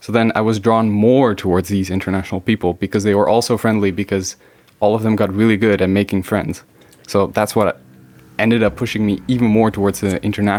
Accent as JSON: {"language": "English", "country": "Netherlands", "tie": "born or raised there", "said": "So I grew up in the Netherlands, but my family came half from Spain. So I always grew up as a kind of international kid in a Dutch environment"}